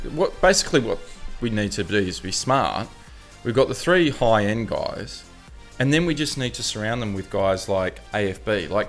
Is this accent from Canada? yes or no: no; Sydney, New South Wales, Australia; I grew up in Newport.